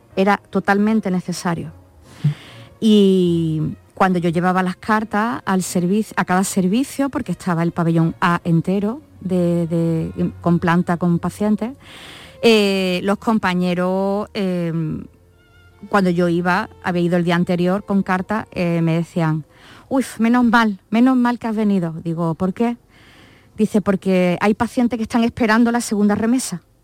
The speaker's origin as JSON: {"language": "Spanish", "town": "Málaga", "region": "Andalusia", "country": "Spain", "said": "yo no soy de Córdoba, soy de Málaga"}